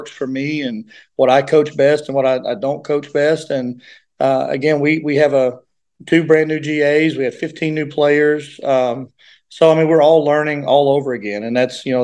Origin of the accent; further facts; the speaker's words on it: Grundy, Virginia, United States; moved away as an adult; now in Pikeville, United States; I'm from Grundy, Virginia